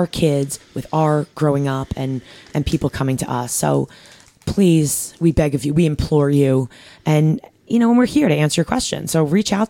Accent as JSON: {"language": "English", "region": "New York", "country": "United States", "said": "I'm from New York."}